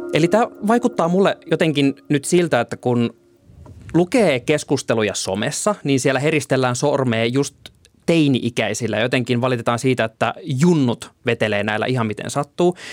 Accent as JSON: {"language": "Finnish", "town": "Oulu", "region": "North Ostrobothnia", "country": "Finland", "tie": "born or raised there", "also_born_or_lived": "Tampere", "moved": "as an adult", "said": "Mä oon Oulusta kotoisin, missä mä olin tottunut pyöräilemään kaikki kaikkialle"}